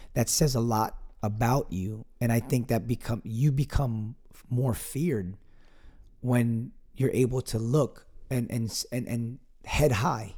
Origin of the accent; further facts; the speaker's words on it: Piscataway, New Jersey, United States; my hometown of Piscataway, New Jersey